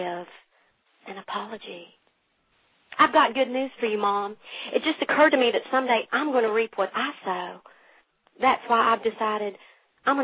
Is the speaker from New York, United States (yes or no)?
no; Huntington, West Virginia, United States; now in Morgantown, United States; I was born and raised in Huntington, West Virginia, but I now live in Morgantown.